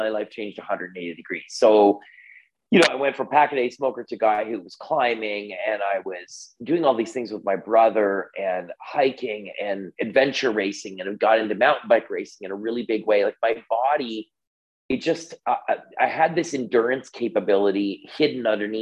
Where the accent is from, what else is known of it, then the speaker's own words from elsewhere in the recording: Canada; I'm Canadian